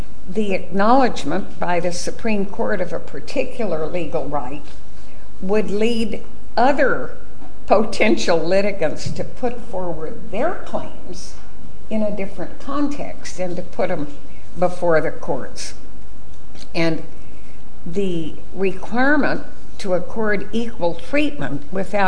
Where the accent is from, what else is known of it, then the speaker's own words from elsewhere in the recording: Arizona, United States; my home state of Arizona